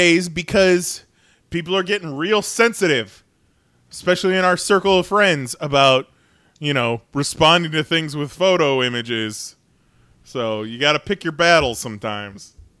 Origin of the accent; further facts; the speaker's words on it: Chicago, Illinois, United States; now in Florida, United States; because I grew up in Chicago